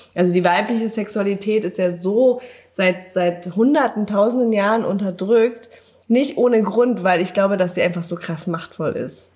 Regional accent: Berlin, Germany; Ich komme aus Berlin.

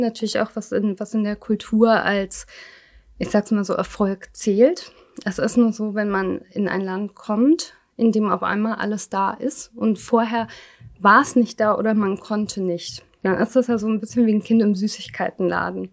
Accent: Germany; ich bin nicht in Deutschland geboren, war aber noch sehr klein, als wir kamen. Und man kam halt so, ich sag mal, meine Eltern waren Ende zwanzig und ich war erst zwei Jahre

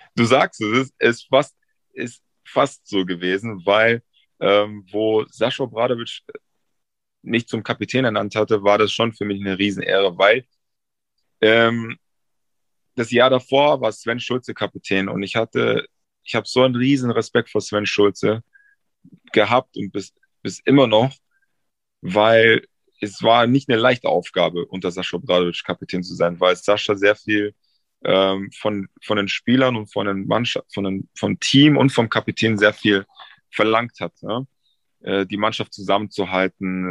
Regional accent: Munich, Bavaria, Germany; born or raised there; moved away; also born or lived in Frankfurt / Berlin

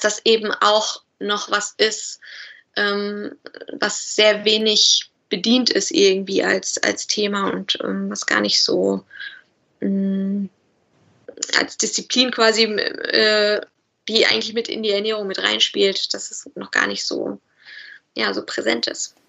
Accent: Bielefeld, North Rhine-Westphalia, Germany; also born or lived in Cologne; ich komme aus Bielefeld. Also ich, äh, meine Heimat ist Bielefeld

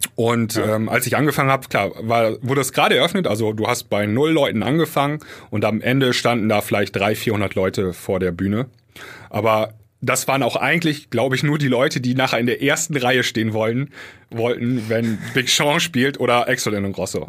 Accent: Germany; für uns Deutsche

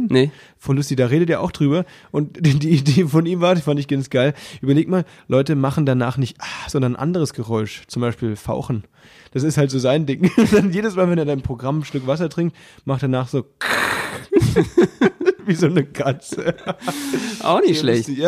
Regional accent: Müllheim, Baden-Württemberg, Germany; Aber wir sind gerade in, in Südbaden, in meiner Heimat, tatsächlich da, wo ich aufgewachsen bin. Wir sind hier gerade in Müllheim

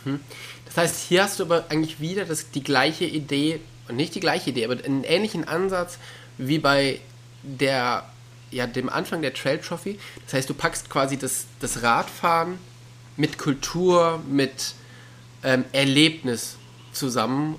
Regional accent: near the Ruhr area, North Rhine-Westphalia, Germany; ich bin ja auch in der Nähe des Ruhrgebiets aufgewachsen

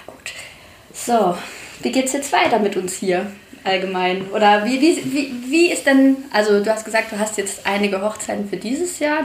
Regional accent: Saarland, Germany

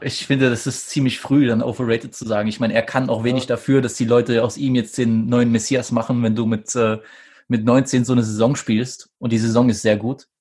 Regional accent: Saxony, Germany; ich als, äh, äh als Sachse

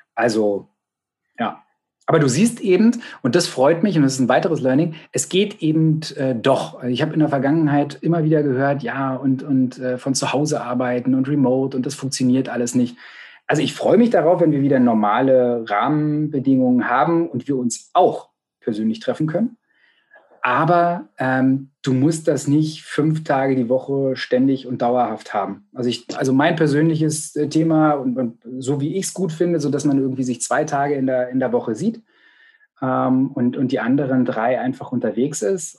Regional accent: Potsdam, Brandenburg, Germany; ich bin gebürtiger Potsdamer

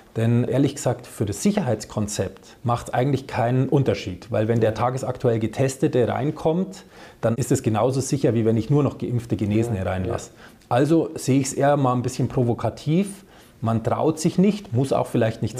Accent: Upper Franconia, Bavaria, Germany; also born or lived in Bamberg; now in Upper Bavaria, Germany; ich bin gebürtiger Oberfranke, wohne jetzt aber in Oberbayern

